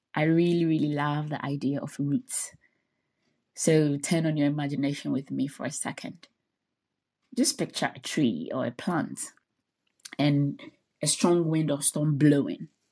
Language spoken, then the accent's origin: English; Ghana; moved away as an adult; also born or lived in United States; I was born and raised in Ghana